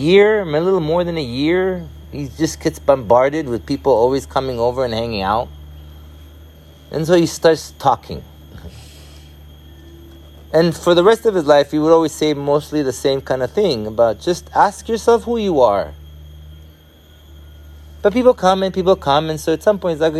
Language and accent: English; Israel; moved away; I was born in Israel